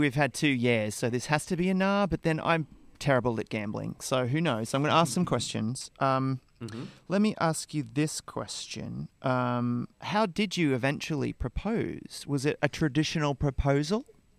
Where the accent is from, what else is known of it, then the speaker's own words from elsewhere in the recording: Queensland, Australia; I'm from Queensland.